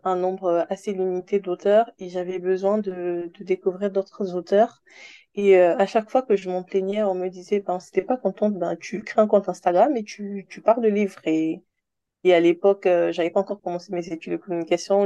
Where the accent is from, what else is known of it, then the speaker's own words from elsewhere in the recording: Republic of the Congo; moved away as an adult; also born or lived in Senegal; now in Paris, France; j'ai grandi au Congo-Brazzaville, en Afrique centrale, jusqu'à mes 18 ans.